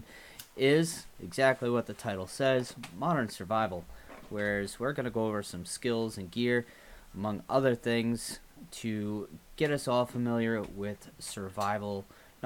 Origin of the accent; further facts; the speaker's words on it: Haverhill, Massachusetts, United States; moved away as an adult; I was born and raised in Haverhill, Massachusetts